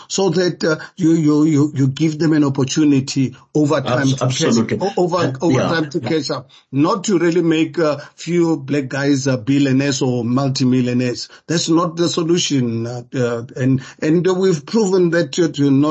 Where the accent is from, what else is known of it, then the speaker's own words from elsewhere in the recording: Soweto, Gauteng, South Africa; I grew up in Soweto.